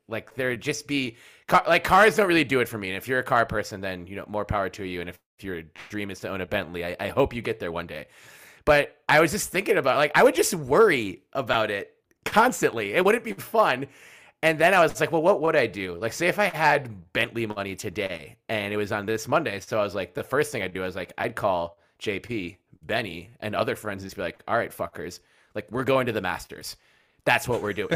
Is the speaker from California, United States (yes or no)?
no; Minneapolis, Minnesota, United States; born or raised there